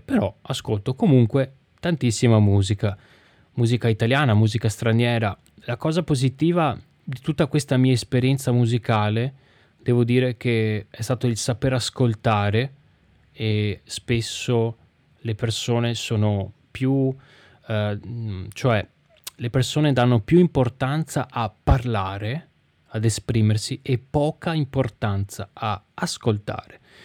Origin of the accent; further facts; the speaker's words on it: Venice, Veneto, Italy; festival che si tiene dalle mie parti